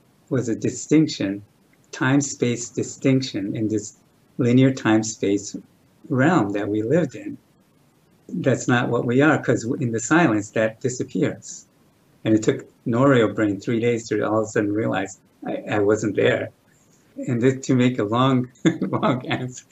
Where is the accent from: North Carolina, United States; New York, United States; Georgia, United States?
New York, United States; New York City; I was born in New York City